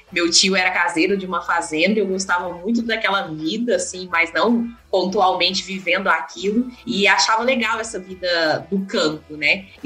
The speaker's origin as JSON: {"language": "Portuguese", "town": "Uberlândia", "region": "Minas Gerais", "country": "Brazil", "tie": "born or raised there", "said": "Bom, Paulo, eu nasci em Uberlândia"}